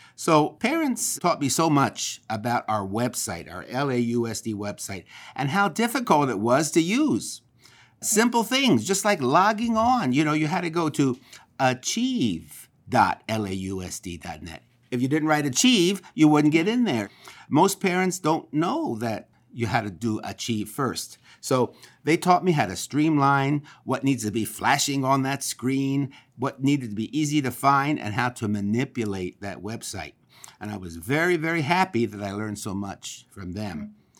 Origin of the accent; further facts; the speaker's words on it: Philadelphia, Pennsylvania, United States; now in Los Angeles, United States; I am from Philadelphia, Pennsylvania